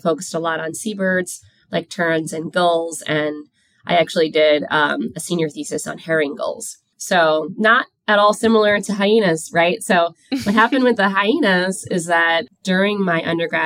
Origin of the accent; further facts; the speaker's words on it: New York City, New York, United States; I grew up in Queens, New York